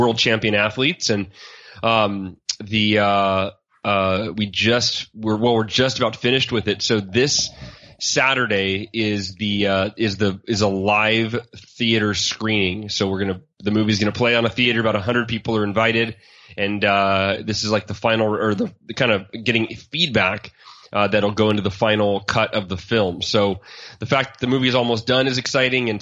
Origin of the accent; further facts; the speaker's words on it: Oakhurst, California, United States; now in Austin, United States; I grew up in Oakhurst, California, which is a small mountain town near Yosemite National Park up in Northern California